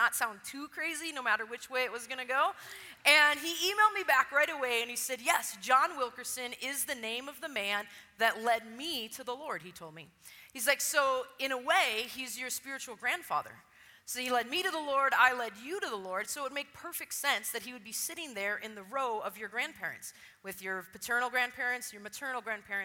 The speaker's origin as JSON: {"language": "English", "region": "Wisconsin", "country": "United States", "tie": "born or raised there", "said": "Pastor Arnie was my pastor when I was a teenager growing up in Wisconsin"}